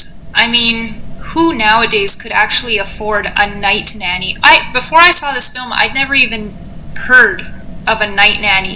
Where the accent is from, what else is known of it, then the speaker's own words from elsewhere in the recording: Canada; We are Canadian, and we love our sweaters.